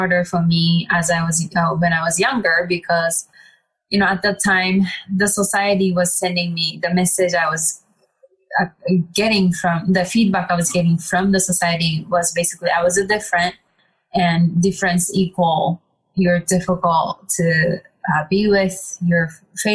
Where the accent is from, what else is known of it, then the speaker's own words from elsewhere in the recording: Japan; growing up in Japan, I would say I was very different than people around me